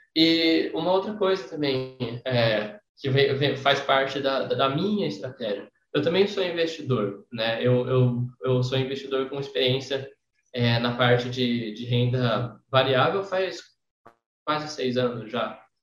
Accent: São José do Rio Preto, São Paulo, Brazil; na minha cidade natal, em São José do Preto

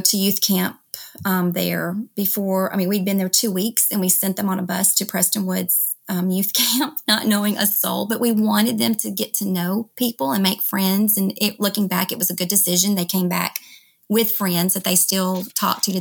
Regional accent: Memphis, Tennessee, United States; moved away as an adult; also born or lived in Dallas, Texas; now in Texas, United States; I'm from Memphis, and we ended up moving back there.

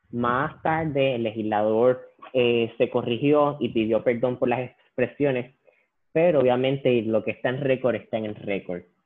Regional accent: Puerto Rico; a nosotros como puertorriqueños y como puertorriqueñas

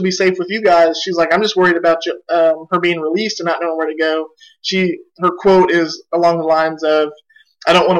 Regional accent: Oklahoma, United States; we're from Oklahoma

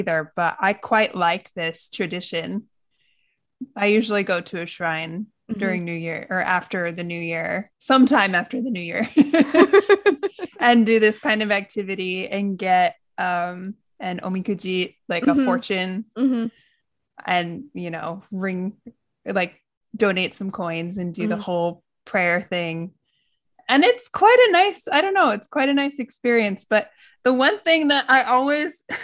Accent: Midwest, United States; also born or lived in California; now in Japan; in my hometown, in my small town in the Midwest

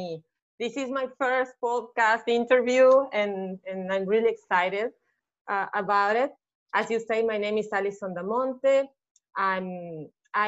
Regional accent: Uruguay; English is a second language; moved away as an adult; now in Mexico; I'm originally from Uruguay, and I moved a year ago to Mexico

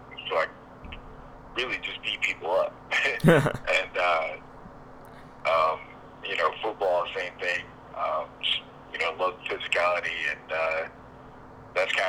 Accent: Grand Rapids, Michigan, United States; moved away as an adult; also born or lived in Fort Wayne, Indiana; I was born and raised in Grand Rapids, Michigan

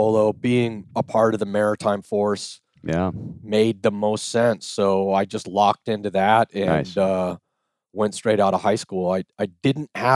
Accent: San Clemente, California, United States; San Clemente, California.

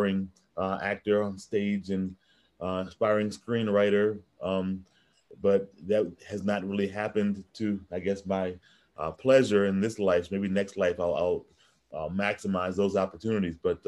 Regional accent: Michigan, United States; I grew up in Michigan where there aren't any oceans.

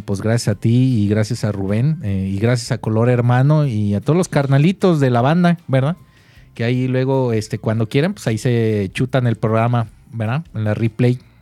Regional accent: Guadalajara, Jalisco, Mexico; así somos los tapatíos

